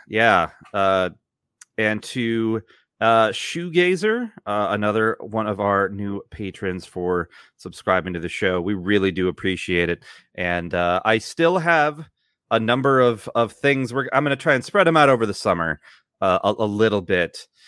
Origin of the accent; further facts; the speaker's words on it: United States; now in Italy; as an American